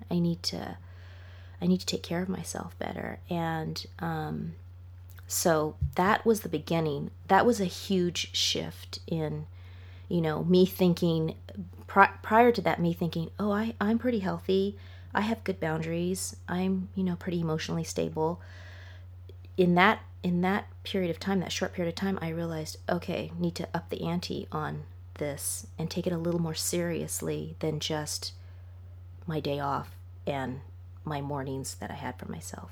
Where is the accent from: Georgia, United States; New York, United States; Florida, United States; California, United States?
California, United States; Los Angeles; moved away as an adult; also born or lived in England; I'm from Los Angeles